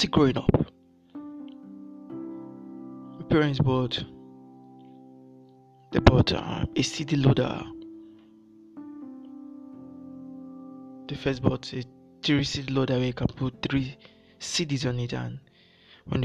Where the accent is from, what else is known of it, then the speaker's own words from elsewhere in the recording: Nigeria; I'm from Nigeria